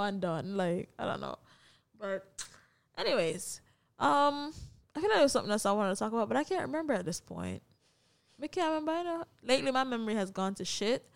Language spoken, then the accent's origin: English; Kingston, Jamaica; moved away; also born or lived in Saint Andrew, Jamaica / Portland, Jamaica; I grew up in Kingston. I was born in Saint Andrew.